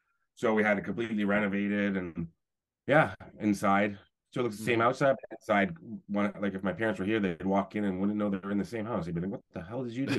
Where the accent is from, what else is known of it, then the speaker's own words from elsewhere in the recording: Toronto, Ontario, Canada; I grew up in Toronto